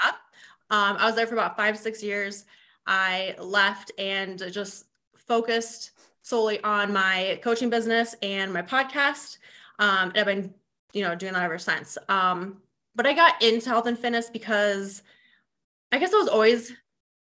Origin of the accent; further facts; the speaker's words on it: Vermillion, South Dakota, United States; moved away as an adult; also born or lived in Brookings, South Dakota; now in Sioux Falls, United States; I currently live in Sioux Falls, South Dakota, and I grew up in Vermilion, which is like an hour south